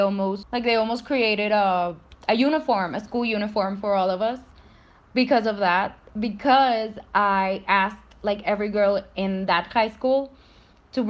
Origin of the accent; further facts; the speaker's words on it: Monterrey, Nuevo León, Mexico; I'm from Monterrey, Mexico, and I study law at the University of Monterrey